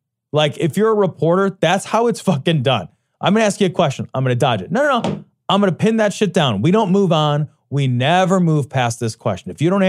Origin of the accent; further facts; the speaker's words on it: Ireland; well, I'm Irish, like, my horn's not going to be that big.